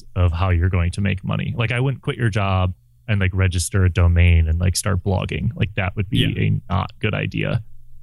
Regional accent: Midwest, United States; moved away; also born or lived in West Coast / Southwest Coast; I grew up in the Midwest, and I moved to the West Coast, and then to the Southwest Coast

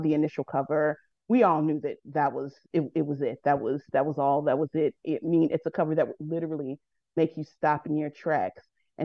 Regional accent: Chicago, Illinois, United States; born and raised in Chicago, from the South Side

